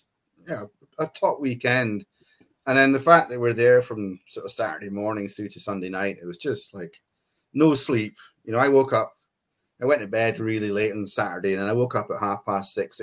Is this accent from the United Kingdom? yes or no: yes; Scotland, United Kingdom; now in Livingston, United Kingdom; I'm Scottish